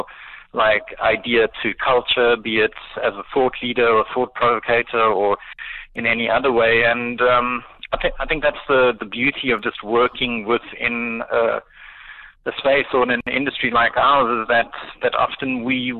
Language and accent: English; Pretoria, Gauteng, South Africa; I grew up in Pretoria and kind of finished high school in the early 90s